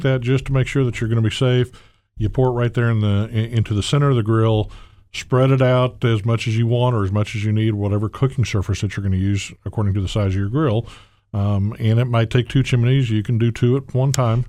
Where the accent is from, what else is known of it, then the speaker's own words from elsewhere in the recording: the South, United States; accent: southern trill; moved away; born and raised in the South